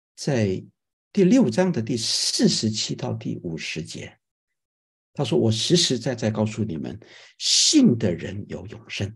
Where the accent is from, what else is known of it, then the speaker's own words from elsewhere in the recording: China; moved away; 我们从亚洲来，或者从中国来的人，我们作为一个基督徒